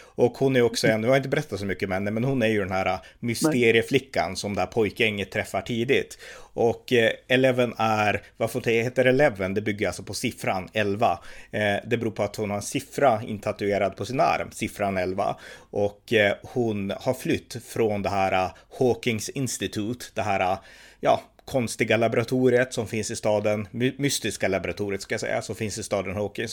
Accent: Sweden; när man satt i Sverige

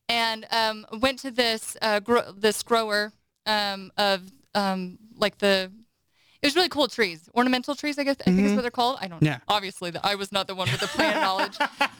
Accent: West Valley City, Utah, United States; I grew up in West Valley

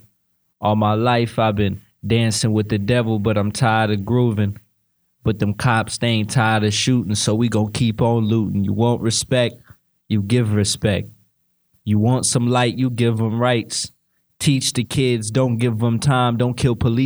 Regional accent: Sacramento, California, United States; I'm from South Sacramento, Valley High, Shortway Drive

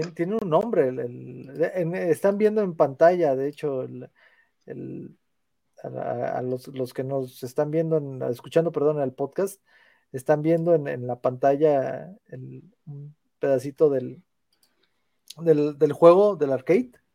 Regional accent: Matehuala, San Luis Potosí, Mexico; Yo soy de Matehuala

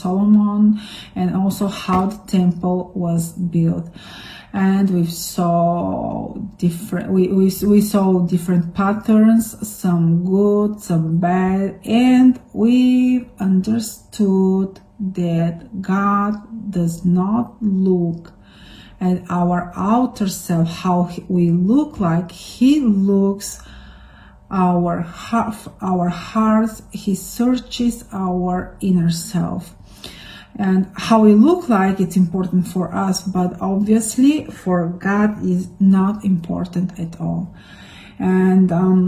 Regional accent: Bulgaria; now in Rome, Italy; your favorite Bulgarian speaking from Rome, Italy

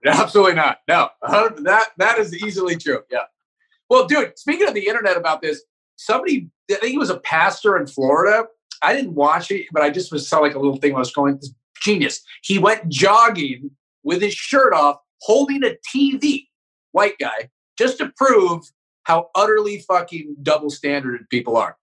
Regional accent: Northern California, United States; also born or lived in Santa Barbara; I grew up in Northern California, so it was like all white people and Mexican immigrants.

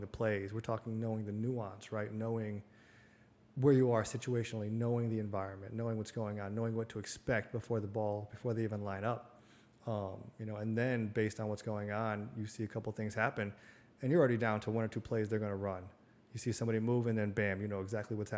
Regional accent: Connecticut, United States; my hometown. You know, it's a very small, middle America type town, blue collar, on a river in Connecticut

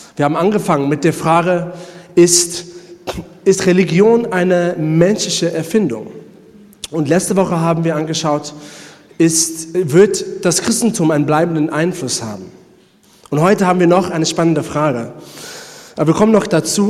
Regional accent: South Africa; German is a second language; moved away; Ich komme selber aus Südafrika

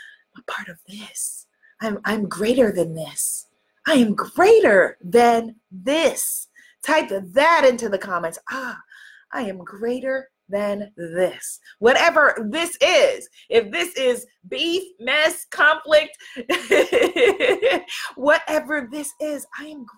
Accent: New York, United States; I'm from New York.

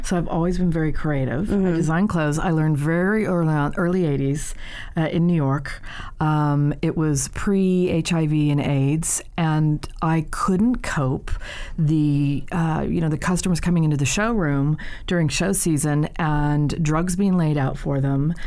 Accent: Ireland; moved away as an adult; I'm the Irish one.

